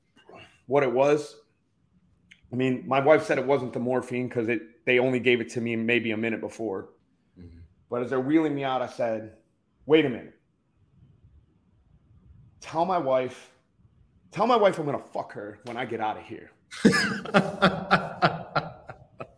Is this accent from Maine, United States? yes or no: no; Detroit, Michigan, United States; moved away as an adult; also born or lived in Key West, Florida; I'm from Detroit. I come from a fucking horribly violent fucking background